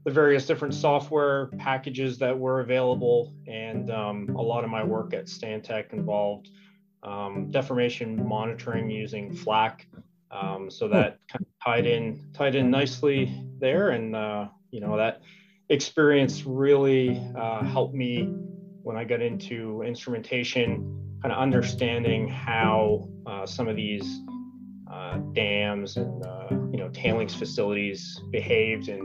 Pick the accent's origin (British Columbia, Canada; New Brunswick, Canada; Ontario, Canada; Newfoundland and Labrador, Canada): New Brunswick, Canada; Fredericton; I grew up in Fredericton, New Brunswick here, born and raised locally